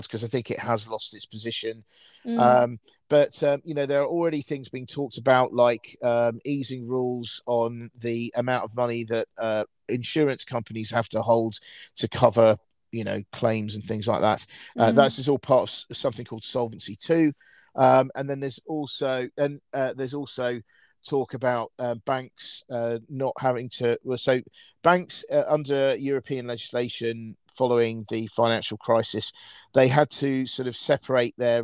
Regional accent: United Kingdom; I'm British

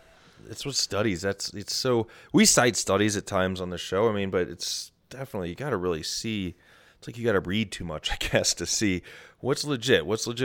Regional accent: Midwest, United States; So friend number one, we grew up in the Midwest together.

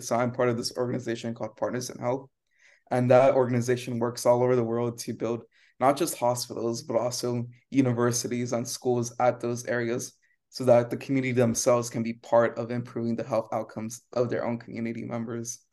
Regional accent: Rio Grande Valley, Texas, United States; moved away; I grew up in the Rio Grande Valley and, and that's where Brownsville is

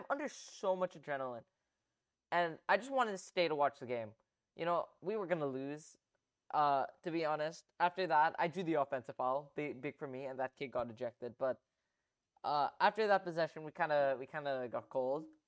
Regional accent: Philippines; a Filipino

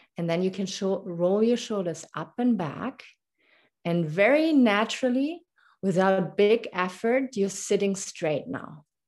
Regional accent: Germany; English is a second language; moved away as an adult; also born or lived in Munich; now in Canada; I was born and raised in Germany. That's why my, my little accent here when I speak English.

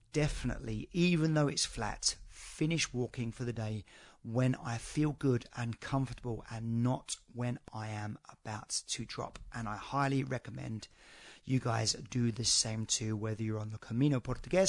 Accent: United Kingdom; I'm a Brit

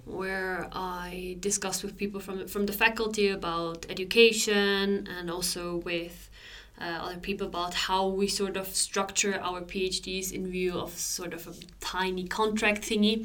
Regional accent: Switzerland; moved away as an adult; now in Sweden; I grew up in Switzerland

